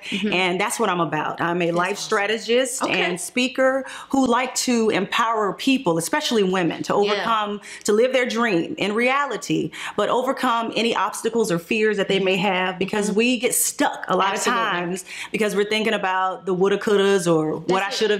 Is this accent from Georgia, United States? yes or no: yes; Atlanta, Georgia, United States; I'm a Grady baby. I'm from Atlanta